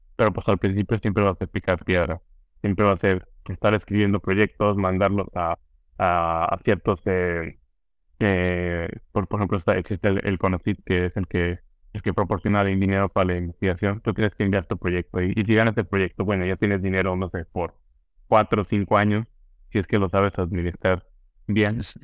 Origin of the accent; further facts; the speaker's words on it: San Luis Potosí, Mexico; moved away as an adult; also born or lived in Chicago, United States / Belgium; now in California, United States; un grupo de, de potosinos